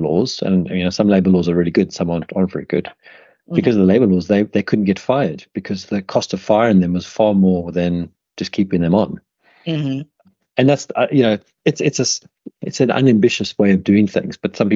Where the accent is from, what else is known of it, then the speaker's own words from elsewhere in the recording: South Africa; moved away as an adult; also born or lived in United Kingdom; when I was growing up in South Africa